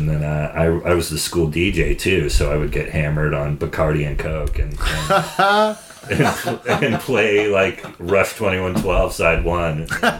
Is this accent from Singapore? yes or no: no; Sonoma, California, United States; born or raised there